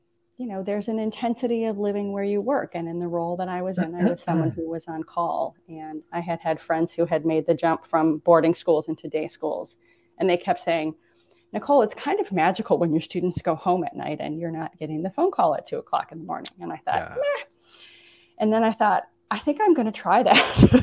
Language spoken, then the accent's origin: English; Midwest, United States; Growing up in the Midwest had a very distinct kind of cultural underpinning.